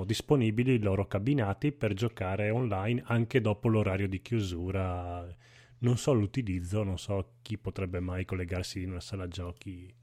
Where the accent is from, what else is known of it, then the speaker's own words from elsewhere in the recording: northern Italy, Italy; al nord diciamo Marina